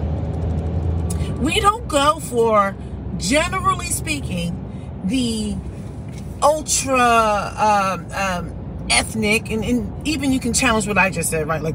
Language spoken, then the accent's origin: English; United States; I was born here in the United States.